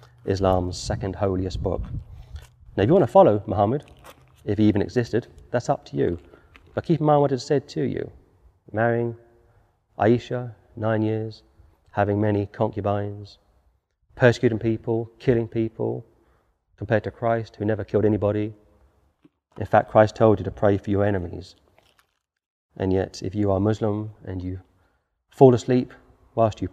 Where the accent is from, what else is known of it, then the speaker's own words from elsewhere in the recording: London, United Kingdom; Now I'm a Londoner. I was born in London.